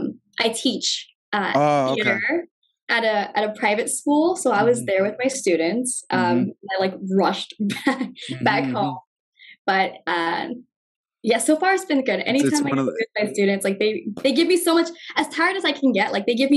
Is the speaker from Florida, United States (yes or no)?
no; Dallas, Texas, United States; moved away; So I'm from Texas, Dallas, Texas, born and raised over there. And I started acting over there at 3 years old